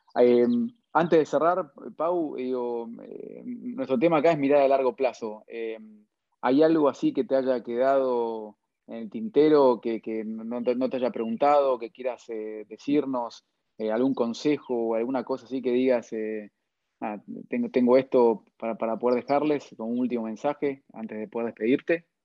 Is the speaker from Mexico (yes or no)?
no; Argentina; primero como argentino, después como sudamericano